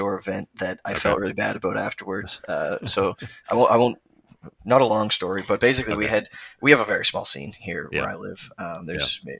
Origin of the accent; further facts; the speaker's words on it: Canada; I'm a Canadian